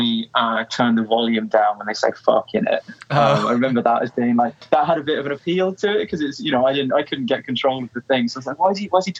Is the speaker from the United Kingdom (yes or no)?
yes; Norwich, East of England, United Kingdom; I was born in Norwich in the UK